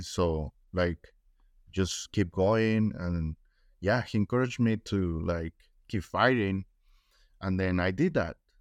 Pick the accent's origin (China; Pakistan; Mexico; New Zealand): Mexico; first language Spanish; English is a second language; now in United States